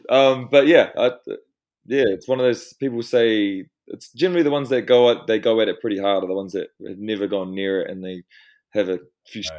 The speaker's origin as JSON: {"language": "English", "town": "Twizel", "region": "Canterbury", "country": "New Zealand", "tie": "born or raised there", "also_born_or_lived": "Wellington", "said": "we grew up in Twizel"}